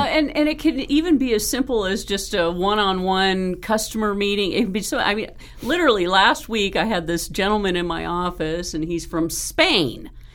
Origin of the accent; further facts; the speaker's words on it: Marin County, California, United States; I grew up in Marin County